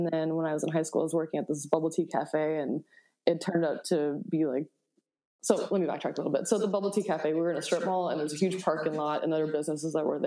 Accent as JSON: {"language": "English", "town": "Buffalo", "region": "New York", "country": "United States", "tie": "born or raised there", "said": "I grew up in Buffalo, New York"}